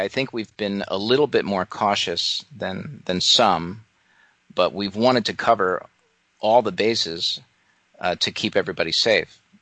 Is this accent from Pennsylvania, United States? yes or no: no; Atlantic Highlands, New Jersey, United States; I grew up in Atlantic Highlands, New Jersey.